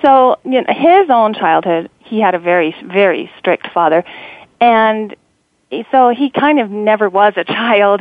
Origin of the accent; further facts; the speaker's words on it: Cannonville, Utah, United States; also born or lived in Panguitch, Utah / St. George, Utah; born in a southern Utah town called Panguitch, and I was raised in Cannonville, which is a tiny, tiny town of 150 people.